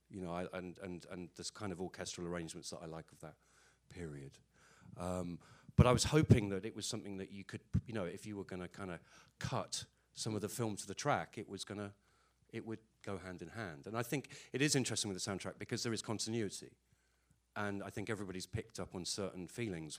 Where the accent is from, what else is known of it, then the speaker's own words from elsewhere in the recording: Ireland; I'm Irish, so whether I like it or not, the Catholic thing just comes out.